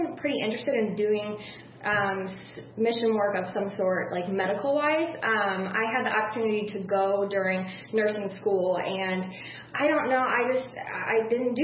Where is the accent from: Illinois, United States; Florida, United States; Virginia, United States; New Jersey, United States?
Illinois, United States; Metamora; born and raised in Metamora